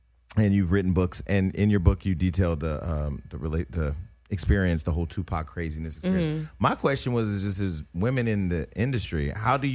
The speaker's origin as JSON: {"language": "English", "town": "Stockton", "region": "California", "country": "United States", "said": "I'm from California. I'm from Stockton. It's, you know, 62 miles east of the Bay Area"}